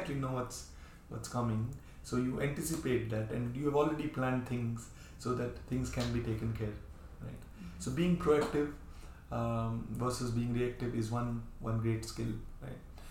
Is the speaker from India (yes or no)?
yes; India; we Indians